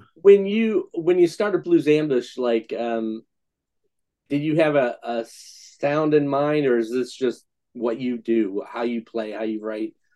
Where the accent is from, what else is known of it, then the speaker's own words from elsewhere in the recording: Scranton, Pennsylvania, United States; growing up in Scranton, we're basically two hours from Philly, two hours from New York.